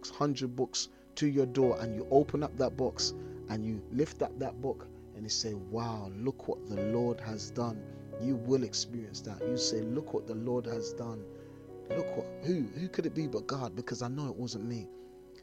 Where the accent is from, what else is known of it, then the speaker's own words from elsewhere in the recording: London, United Kingdom; I'm a little black boy from South London